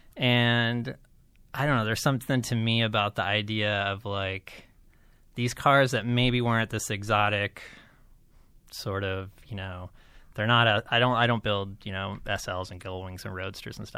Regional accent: Las Vegas, Nevada, United States; I grew up in Las Vegas

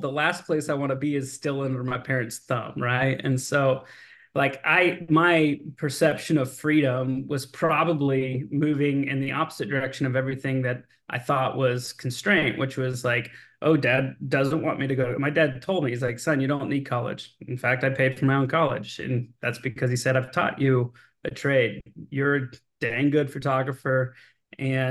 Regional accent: Austin, Texas, United States; Born and raised in Austin, Texas

